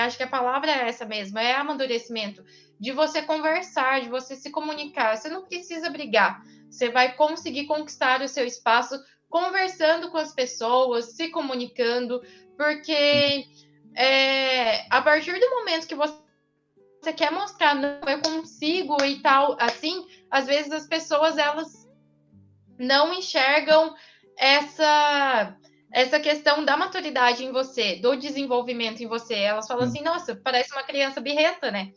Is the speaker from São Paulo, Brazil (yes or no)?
yes; interior of São Paulo state, Brazil; eu sou do interior